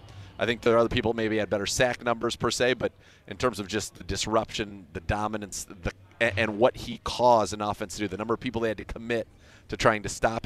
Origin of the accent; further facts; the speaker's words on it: San Francisco Bay Area, California, United States; now in Cleveland, United States; I grew up in the San Francisco Bay Area.